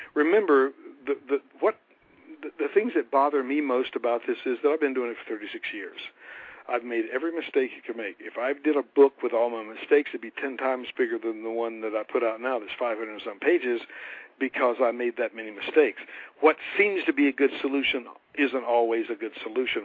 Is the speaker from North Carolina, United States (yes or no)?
yes; North Carolina, United States; I am a country boy from North Carolina